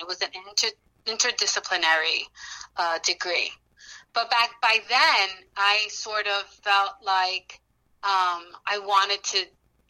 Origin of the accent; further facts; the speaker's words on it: New York City, New York, United States; they came to Corona, Queens, which is where the majority of the Dominicans lived at that time. It was either Corona, Queens or Washington Heights. And so they lived in Corona, Queens for the majority of their time. And that's where I was born and raised